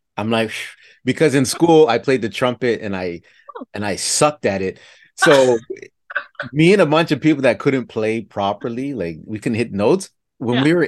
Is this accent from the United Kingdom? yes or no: no; Toronto, Ontario, Canada; we grew up in Toronto